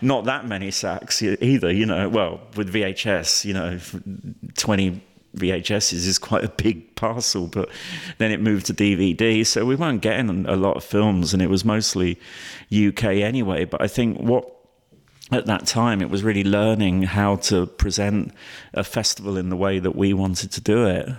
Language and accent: English; London, United Kingdom; I grew up in London